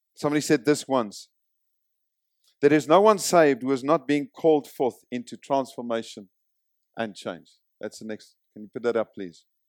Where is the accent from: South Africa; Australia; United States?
South Africa; moved away; I come from South Africa. I did two years of military service, conscripted